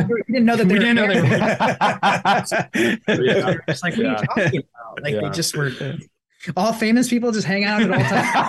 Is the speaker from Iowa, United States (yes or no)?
yes; Iowa, United States; we're building a movie theater in our hometown where we grew up in Iowa right now.